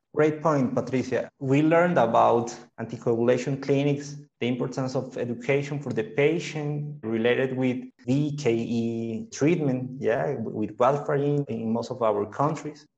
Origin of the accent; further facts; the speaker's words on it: Colombia; I'm a hematologist from Colombia